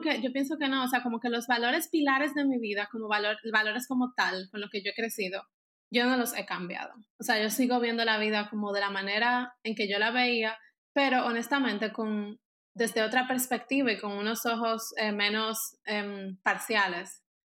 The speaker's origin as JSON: {"language": "Spanish", "country": "Dominican Republic", "moved": "as an adult", "lives_now": "Germany", "said": "yo soy de República Dominicana, pero ahora mismo yo vivo en Alemania"}